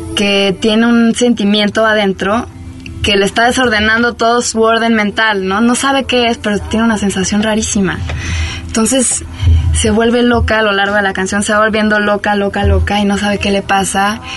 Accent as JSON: {"language": "Spanish", "country": "France", "also_born_or_lived": "Buenos Aires, Argentina", "second_language": "Spanish", "moved": "as an adult", "lives_now": "Mexico", "said": "Yo nací en Francia, soy francesa"}